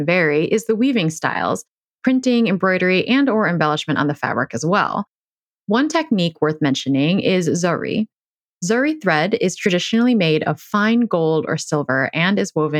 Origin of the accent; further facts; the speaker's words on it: Chicago, Illinois, United States; I am from Chicago.